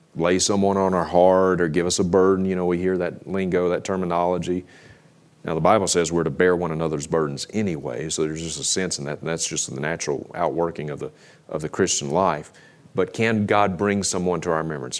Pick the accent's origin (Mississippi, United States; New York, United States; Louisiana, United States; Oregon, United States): Mississippi, United States; now in Idaho, United States; We grew up together in Mississippi